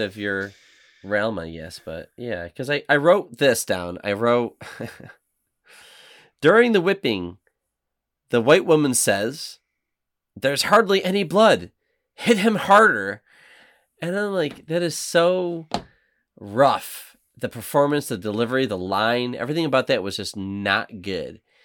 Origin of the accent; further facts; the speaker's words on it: Buffalo, New York, United States; from Buffalo, New York